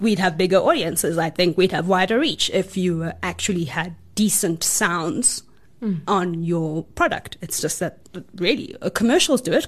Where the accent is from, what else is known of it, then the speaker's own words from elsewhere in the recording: South Africa; We're South African filmmakers